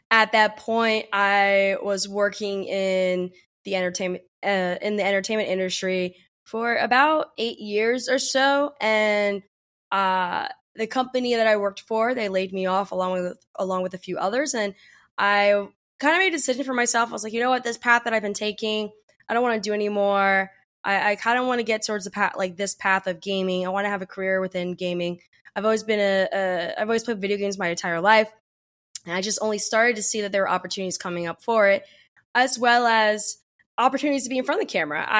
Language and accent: English; New Jersey, United States; also born or lived in Pennsylvania; So, I was born outside of Philadelphia and um, during that time, my mom, my brother, and I, we moved around a lot eventually landed in New Jersey, where I was raised for my most of my childhood.